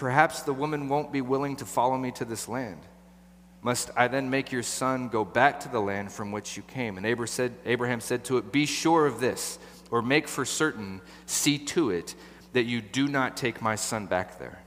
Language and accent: English; Portland, Oregon, United States; I grew up right here. I was born in Southeast. I was raised in Southeast